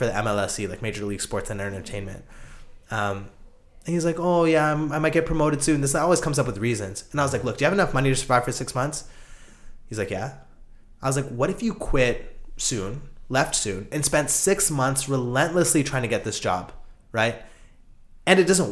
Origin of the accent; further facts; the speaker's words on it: Calgary, Alberta, Canada; now in Toronto, Canada; I'm from Calgary, and I spent the last, you know, couple of years in Toronto